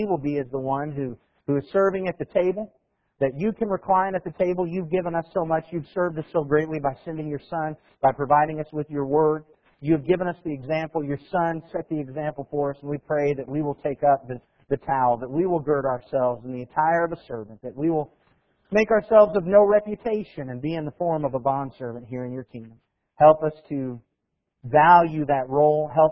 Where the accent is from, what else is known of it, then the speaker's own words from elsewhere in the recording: United States; We're American.